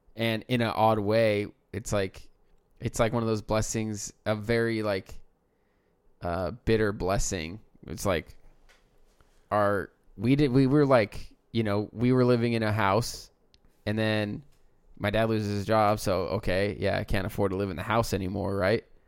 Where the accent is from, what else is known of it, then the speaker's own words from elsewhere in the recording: United States; as an American